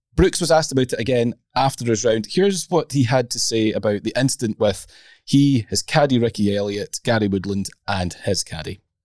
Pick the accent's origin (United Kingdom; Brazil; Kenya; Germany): United Kingdom; Scotland; I'm a Scot